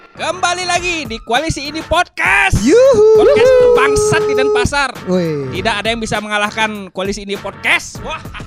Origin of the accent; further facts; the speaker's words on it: Baturiti, Bali, Indonesia; Aku dari Baturiti dari Tabanan.